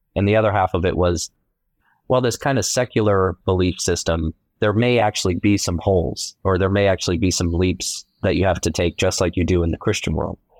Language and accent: English; Columbus, Ohio, United States; I was born in Columbus, Ohio